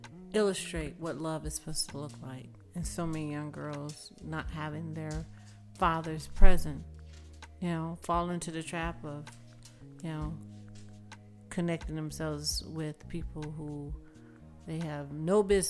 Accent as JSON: {"language": "English", "region": "the South", "country": "United States", "tie": "born or raised there", "said": "I would say the biggest difference with growing up in the South or spending time in the South, we spent more time outside."}